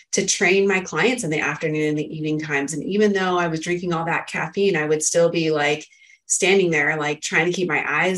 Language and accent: English; Northern California, United States; also born or lived in San Diego, California; I grew up in Northern California in a farming area where there's a lot of pollen and stuff, right? And then I came down to Southern California, went to college in San Diego